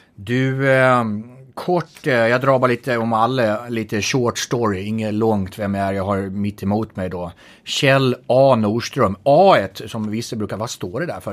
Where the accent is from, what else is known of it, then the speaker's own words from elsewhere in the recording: Gotland, Sweden; accent: Gotlandic; apropå min dialekt, Gotland